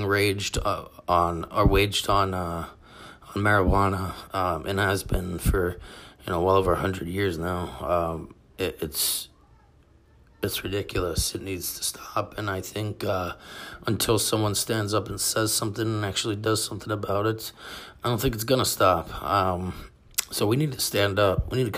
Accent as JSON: {"language": "English", "country": "United States", "said": "we as American citizens"}